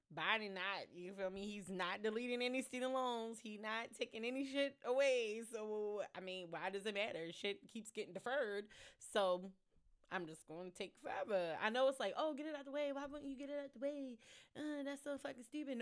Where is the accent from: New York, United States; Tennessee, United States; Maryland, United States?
Maryland, United States; Baltimore; I am a Baltimore native